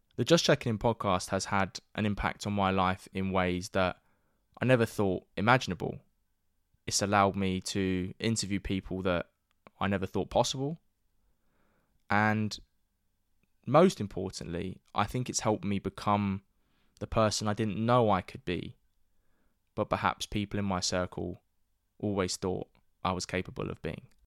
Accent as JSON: {"language": "English", "region": "London", "country": "United Kingdom", "tie": "born or raised there", "said": "my hometown of North East London"}